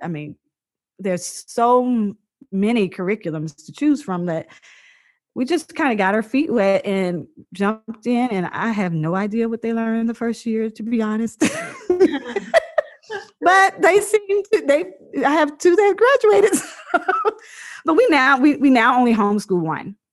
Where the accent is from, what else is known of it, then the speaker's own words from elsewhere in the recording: Virginia, United States; moved away as an adult; also born or lived in Seattle; now in Dallas, United States; I was born in Virginia on a farm, a 100 acre farm, and uh, I mean, 200 something acre farm. Sorry, it was like, it had been in my family, it has been in my family for over 100 years, and it's you know, I just I grew up like this free little spirit, just having a blast uh, in Virginia